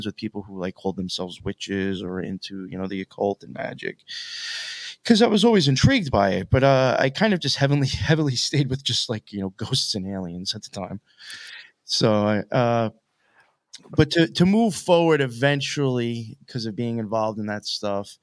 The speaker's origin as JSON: {"language": "English", "area": "Long Island, Suffolk County", "region": "New York", "country": "United States", "tie": "born or raised there", "also_born_or_lived": "Nassau County, New York", "said": "I grew up in Long Island, mainly like Suffolk County. I was out there for most of my life"}